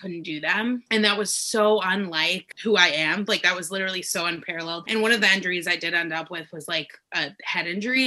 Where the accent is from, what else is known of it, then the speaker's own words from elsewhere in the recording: Denver, Colorado, United States; moved away as an adult; now in Los Angeles, United States; I'm originally from Denver, Colorado. I now live in Los Angeles